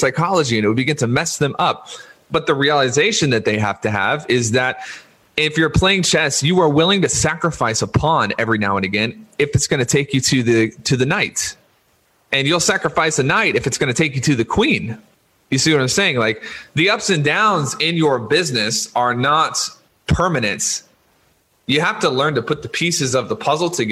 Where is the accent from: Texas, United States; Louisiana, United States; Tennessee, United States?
Louisiana, United States; I was born in Louisiana, and I was raised a Louisiana State University